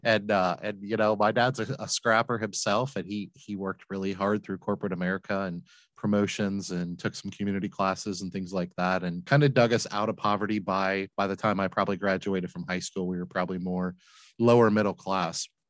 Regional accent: Flint, Michigan, United States; now in Cincinnati, United States; I grew up in Flint, Michigan

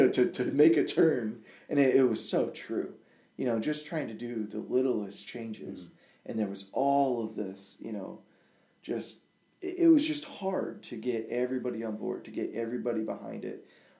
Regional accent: Togo; born there; my parents were African missionaries and I was born in Togo, Africa, and the village nicknamed me ….

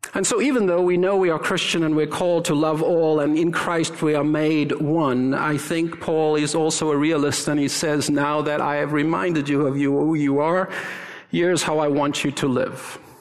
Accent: South Africa; moved away; I'm South African

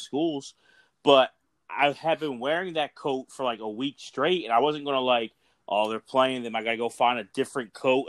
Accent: Philadelphia, Pennsylvania, United States; … and I are from the Philadelphia area

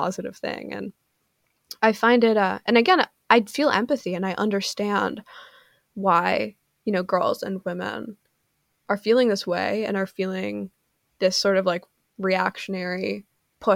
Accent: Canada; I'm Canadian

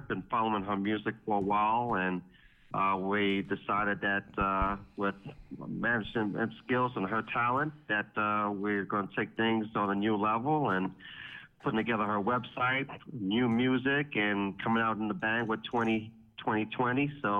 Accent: Irvington, New Jersey, United States; I'm from the Irvington area.

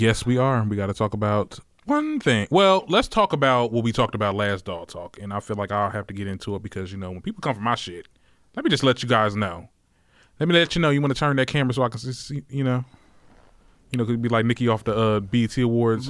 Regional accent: Trenton, New Jersey, United States; I'm from Trenton, New Jersey.

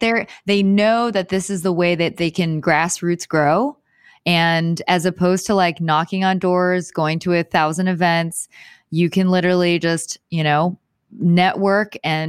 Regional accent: Houston, Texas, United States; moved away as an adult; also born or lived in Venice, Los Angeles; now in Los Angeles, United States; I am from Houston, Texas.

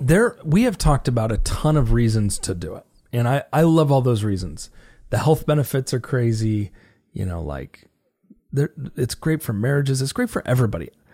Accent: United States; as an American, I'm forty-one years old.

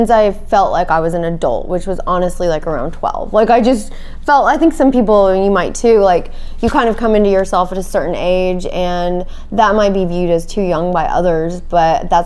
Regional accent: Arlington, Texas, United States; moved away as an adult; also born or lived in Detroit / Austin / Tel Aviv; now in New York, United States; I was born in Detroit, and my parents moved to Texas when I was like 1.5. And my dad is from Israel, actually, so he was an immigrant. And we moved to Texas, and I was raised in Arlington

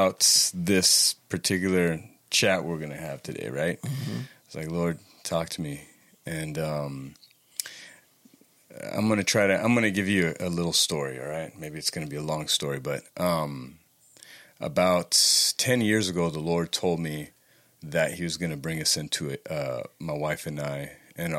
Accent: Los Angeles, California, United States; moved away as an adult; now in Santa Barbara, United States; I am from Los Angeles, California.

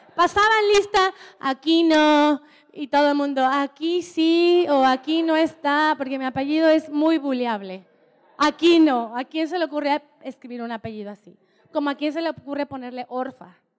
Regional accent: Oaxaca, Mexico; moved away; Y me encanta ser mexicana, amo ser mexicana y amo ser oaxaqueña. Soy oaxaqueña.

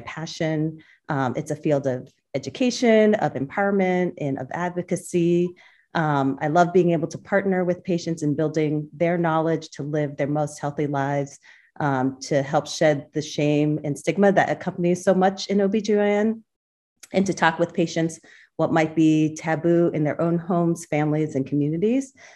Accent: central Massachusetts, United States; also born or lived in Boston; I was born in Boston. Um, along with my three siblings, uh, we grew up in central Massachusetts

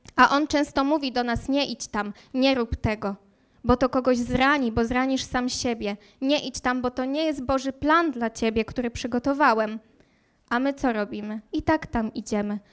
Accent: Słupsk, Pomeranian Voivodeship, Poland; moved away as an adult; also born or lived in Warsaw; now in Wrocław, Poland; pochodzę z nadmorza, z pięknego nadmorza, e, dokładnie ze Słupska

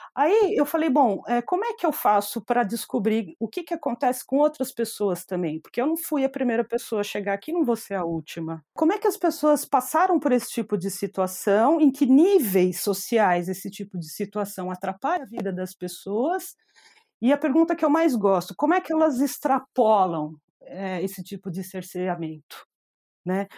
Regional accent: São Paulo, Brazil; accent: paulistanês; moved away as an adult; also born or lived in Brasília; now in Lisbon, Portugal; sou paulistana do Bexiga, italianoide

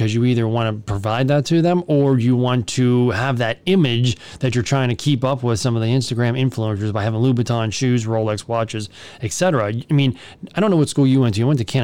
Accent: United States; we're American

